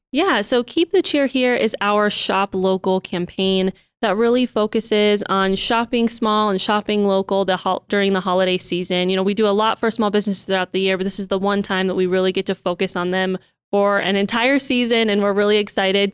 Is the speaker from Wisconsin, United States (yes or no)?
no; Billings, Montana, United States; born and raised in Billings, and I really can't imagine living anywhere else.